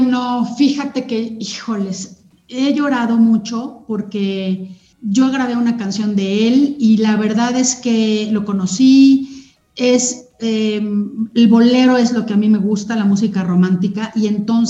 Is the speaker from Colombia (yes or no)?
no; Sonora, Mexico; moved away; yo crecí en Sonora, en una cultura muy directa de hablar las verdades de la gente